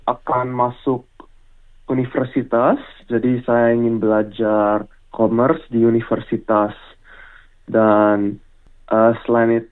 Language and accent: Indonesian; Australia; saya lahir di Australia